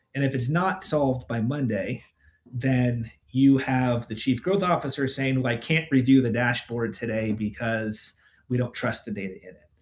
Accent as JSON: {"language": "English", "area": "San Francisco Bay Area", "region": "Northern California", "country": "United States", "tie": "born or raised there", "moved": "yes", "lives_now": "Portland, United States", "said": "I grew up in the Bay Area, so I grew up in Northern California."}